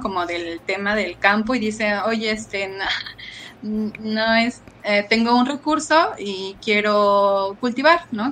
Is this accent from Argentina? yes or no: no; Mexico City, Mexico; yo soy de Tláhuac, Xochimilco